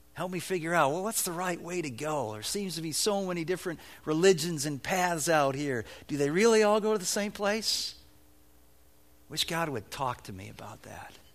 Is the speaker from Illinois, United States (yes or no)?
yes; Evanston, Illinois, United States; When I was a boy growing up in Evanston, Illinois